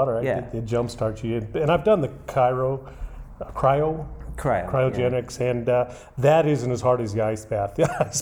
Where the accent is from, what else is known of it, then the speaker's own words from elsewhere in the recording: Tucson, Arizona, United States; moved away as an adult; now in Albuquerque, United States; I'm from Tucson, but I came to college out in New Mexico and been here pretty much ever since.